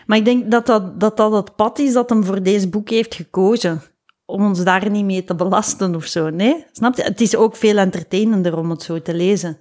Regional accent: Lubbeek, Flanders, Belgium; bij ons in Lubeek

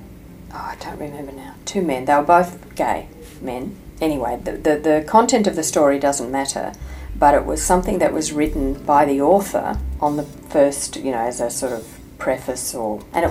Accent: Australia; it's probably more about growing up in Australia than anything else

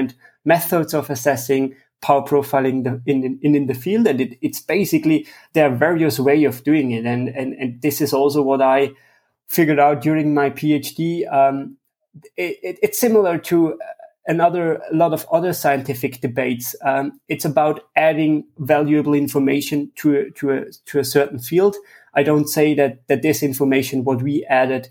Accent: Tyrol, Austria; I'm from Austria, the western part of Austria in Tyrol

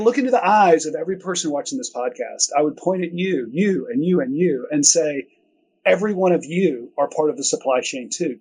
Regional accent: Chattanooga, Tennessee, United States; also born or lived in Georgia / Bay Area; eventually moved back here to Chattanooga in the late 90s, which is home for me. I grew up here

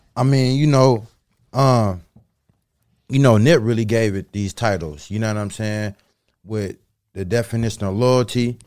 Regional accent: Los Angeles, California, United States; I'm from LA. I'm from South Central. You know what I'm saying? The Crenshaw District. You know what I'm saying? I grew up on 8th Ave

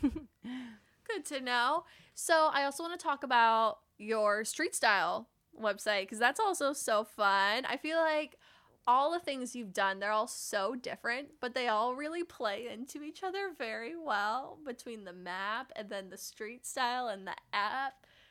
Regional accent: Midwest, United States; now in New York City, United States; I grew up in Midwestern mall culture

